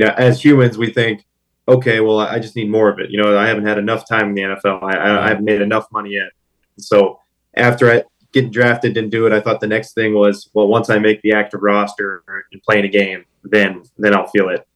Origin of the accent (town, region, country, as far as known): Pittsburgh, Pennsylvania, United States; born or raised there